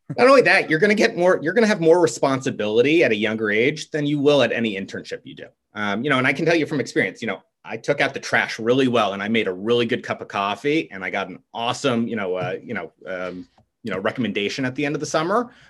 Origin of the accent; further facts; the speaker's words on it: Stamford, Connecticut, United States; I'm from Stamford, Connecticut